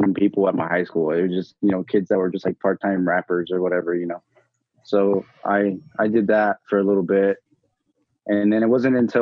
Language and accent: English; California, United States; now in Idaho, United States; I'm originally from California